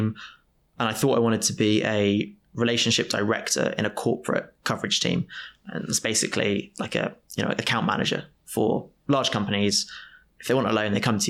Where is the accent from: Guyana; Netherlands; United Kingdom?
United Kingdom; Oundle, East Midlands; Oundle is my hometown.